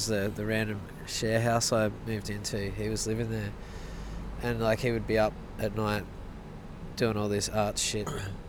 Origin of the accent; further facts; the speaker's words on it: Goulburn, New South Wales, Australia; now in Melbourne, Australia; We actually grew up in Goulburn.